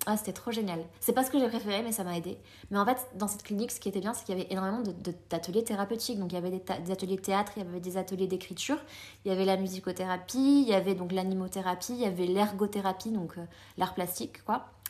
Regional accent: France; also born or lived in Colombia; je suis née en Colombie. et à l'âge de 3 ans, ma maman m'a amenée en France.

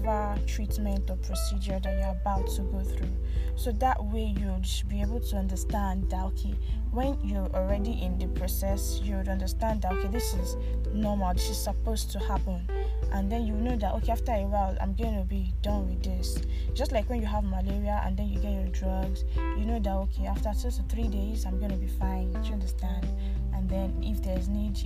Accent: Nigeria; also born or lived in Abuja; all of us Nigerians

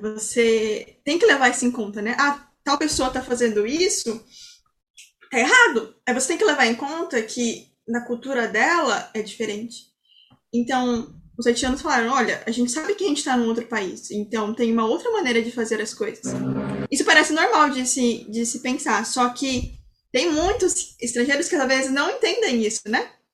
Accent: Brazil; nós que somos brasileiros

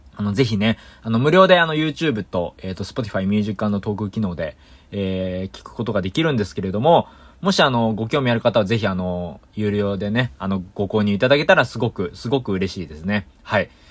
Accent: Yokohama, Kanagawa, Japan; 僕の実家はね、横浜なの

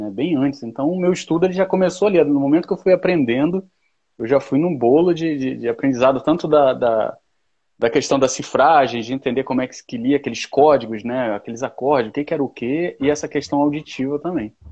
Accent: Recife, Pernambuco, Brazil; now in Rio de Janeiro, Brazil; Eu sou de Recife, eu estou no Rio de Paraquedas, mas eu sou de Recife.

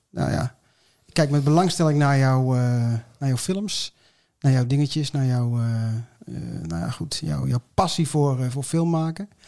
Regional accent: Utrecht, Netherlands; also born or lived in Nijmegen; ik eh, ben geboren in Nijmegen in mijn jeugd in Utrecht en omgeving terechtgekomen.

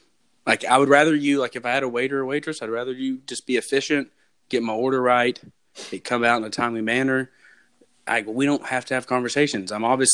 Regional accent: United States; I don't want to make my own food, obviously, because I'm American.

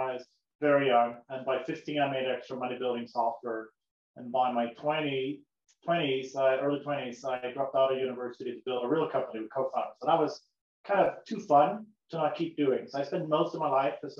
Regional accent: Sweden; moved away as an adult; now in United States; my grandfather was an American, but I grew up in Sweden, in Europe, so I moved across the globe

